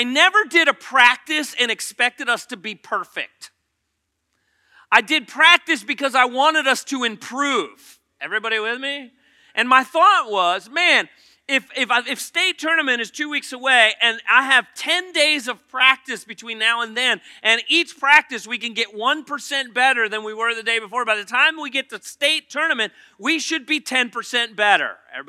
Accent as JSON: {"language": "English", "town": "Poquoson", "region": "Virginia", "country": "United States", "said": "Oh, I hate York County. I'm from Pocosin."}